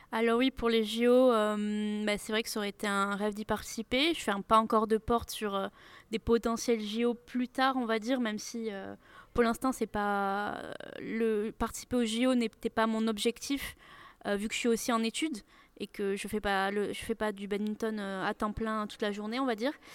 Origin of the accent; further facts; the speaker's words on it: Nantes, Pays de la Loire, France; also born or lived in Toulouse; je suis de Nantes